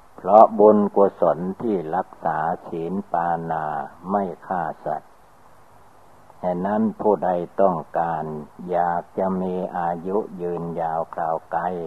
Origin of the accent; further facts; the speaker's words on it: Thailand; เราก็ได้เกิดมาในประเทศไทย